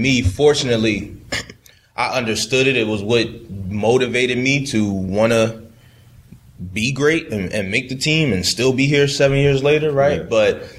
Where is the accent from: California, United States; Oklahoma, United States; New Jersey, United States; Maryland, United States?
Maryland, United States; Baltimore; And I remember, you know, like I said, I grew up in Baltimore, that purple and black, you know.